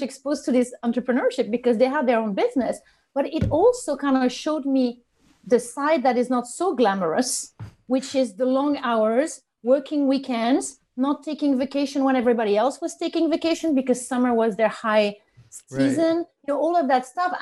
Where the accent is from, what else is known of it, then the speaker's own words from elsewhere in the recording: northern France, France; English is a second language; moved away as an adult; I knew I didn't want to stay in my hometown. It was a small town, northern France.